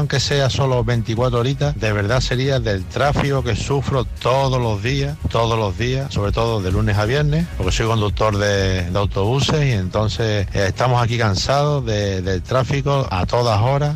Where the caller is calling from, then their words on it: south of Tenerife, Canary Islands, Spain; llamo desde aquí del sur de Tenerife